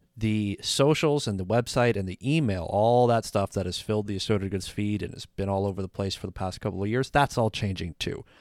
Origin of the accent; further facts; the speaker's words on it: Canada; I'm Canadian